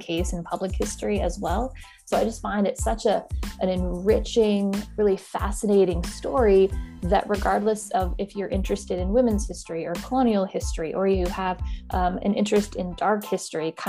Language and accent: English; Midwest, United States; moved away as an adult; now in New England, United States; growing up in the Midwest